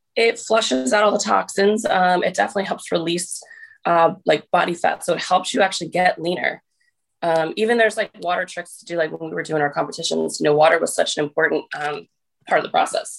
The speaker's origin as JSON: {"language": "English", "region": "New Jersey", "country": "United States", "also_born_or_lived": "St. Louis, Missouri", "said": "I'm from New Jersey"}